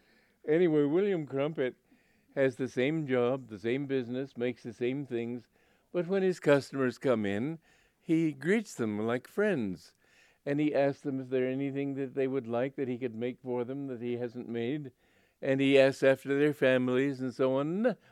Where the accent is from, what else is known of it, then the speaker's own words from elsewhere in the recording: Romania; And I'm from Romania, but I don't.